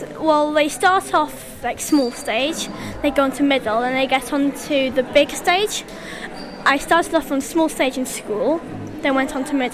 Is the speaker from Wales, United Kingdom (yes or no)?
yes; Treffgarne, Wales, United Kingdom; I'm from Trafgarn, but go to Haverford West High School.